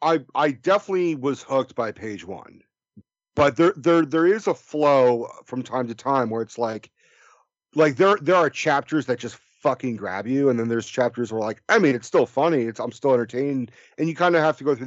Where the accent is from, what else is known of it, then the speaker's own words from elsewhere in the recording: Oakland, California, United States; Well, I was born and raised in Oakland, California.